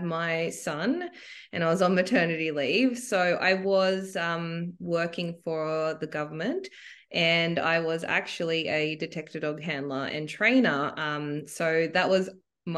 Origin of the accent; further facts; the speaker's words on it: Sydney, New South Wales, Australia; I am from Sydney